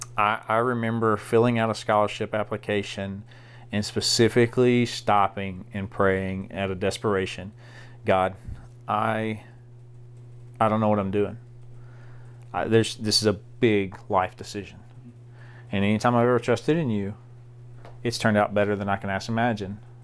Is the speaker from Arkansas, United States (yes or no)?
yes; DeWitt, Arkansas, United States; I grew up in Southeast Arkansas.